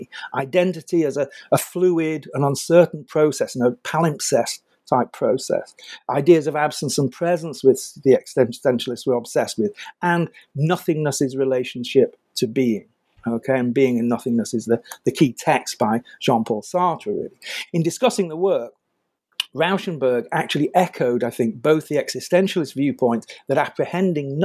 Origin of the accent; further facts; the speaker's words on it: United Kingdom; I'm British